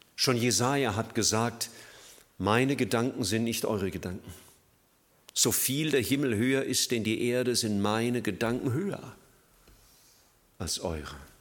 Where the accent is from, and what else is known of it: Germany